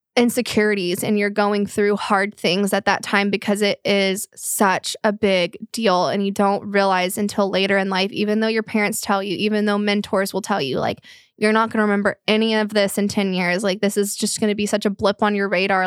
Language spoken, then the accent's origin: English; Flower Mound, Texas, United States; the area we grew up in in Flower Mound